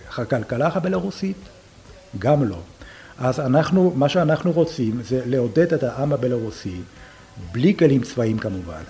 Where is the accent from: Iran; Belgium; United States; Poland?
Poland; Hebrew is a second language; now in Israel